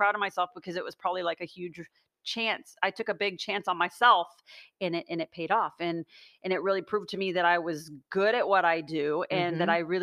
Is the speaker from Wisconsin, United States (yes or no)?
no; Austin, Texas, United States; moved away as an adult; also born or lived in Los Angeles; I'm from Austin originally, and I loved being in Austin